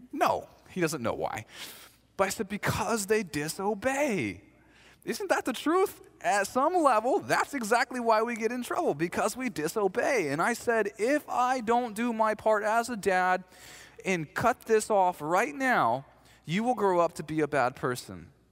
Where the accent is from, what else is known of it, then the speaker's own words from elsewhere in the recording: the South, United States; I'm from the South.